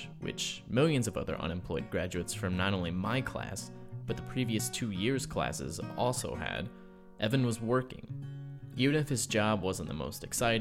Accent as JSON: {"language": "English", "town": "Springfield", "region": "Illinois", "country": "United States", "tie": "born or raised there", "moved": "as an adult", "lives_now": "Chicago, United States", "said": "I was in Springfield, my hometown"}